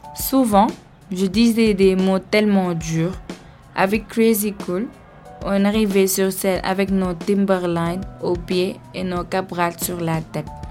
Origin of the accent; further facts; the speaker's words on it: Dakar, Senegal; moved away; Quand j'ai quitté Dakar